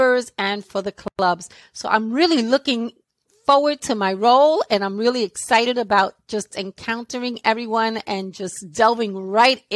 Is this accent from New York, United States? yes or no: yes; New York City, New York, United States; accent: New York; I was born and raised in Brooklyn, New York. I've been here all of my life. I'm still in Brooklyn.